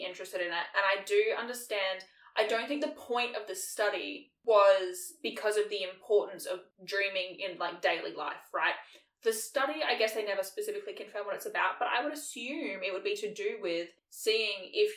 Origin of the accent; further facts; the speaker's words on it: Australia; we grew up in Australia